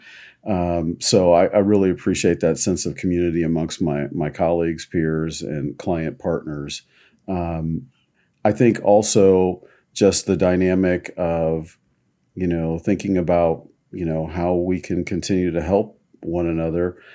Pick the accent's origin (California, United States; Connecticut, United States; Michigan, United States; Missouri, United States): Missouri, United States; Kansas City; I'm originally from Kansas City